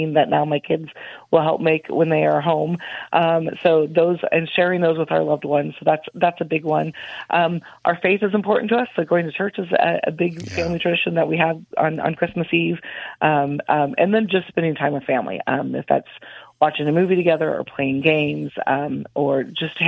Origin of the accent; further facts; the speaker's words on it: Midwest, United States; moved away as an adult; now in Central Texas, United States; I grew up in the Midwest